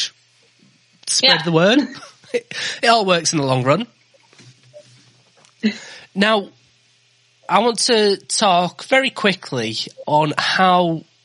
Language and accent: English; Yorkshire and the Humber, United Kingdom; I'm from Yorkshire